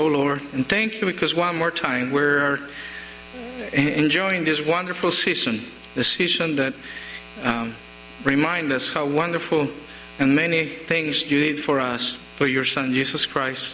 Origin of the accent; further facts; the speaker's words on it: Colombia; English is a second language; moved away; in my country, we don't get letters too much. We don't use it most of the times because they get stolen on the way. It's not a federal felony back in Colombia.